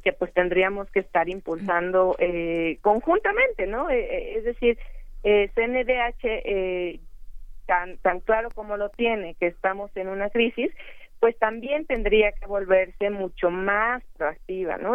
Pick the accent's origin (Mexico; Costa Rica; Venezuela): Mexico; como mexicanos